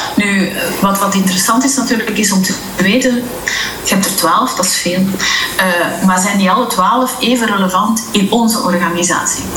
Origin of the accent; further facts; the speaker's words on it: Belgium; moved away as an adult; now in Dubai, United Arab Emirates; wij zijn Belgen